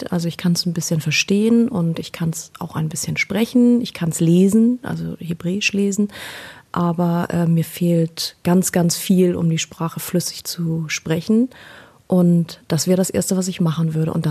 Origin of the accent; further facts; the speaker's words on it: Israel; da meine Heimat Israel ist, beziehungsweise meine Familie in Israel lebt, wäre das jetzt so von dem Essen her genau das, um äh, eigentlich nach Israel zu reisen mit dir.